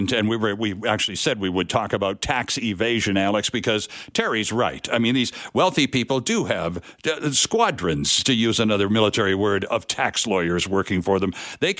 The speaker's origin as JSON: {"language": "English", "country": "Canada", "said": "I'm Canadian."}